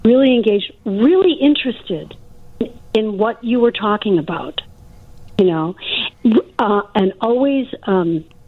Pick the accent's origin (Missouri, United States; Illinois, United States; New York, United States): Illinois, United States; Crystal Lake; moved away; when I go back to my to my hometown